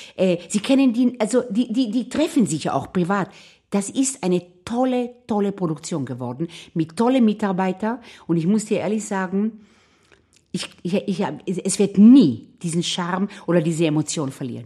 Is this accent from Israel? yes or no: yes; Israel; now in Vienna, Austria; ich bin in Israel aufgewachsen.